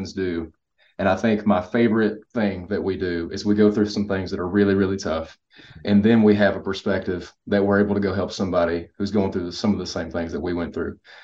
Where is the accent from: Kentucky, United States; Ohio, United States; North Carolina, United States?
Kentucky, United States; I'm from Kentucky.